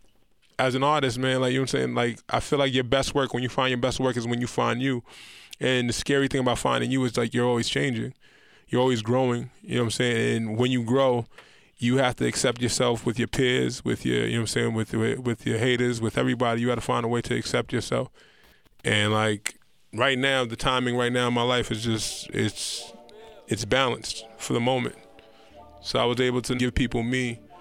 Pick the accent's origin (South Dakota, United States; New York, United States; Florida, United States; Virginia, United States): New York, United States; New Rochelle; I'm from New Rochelle, New York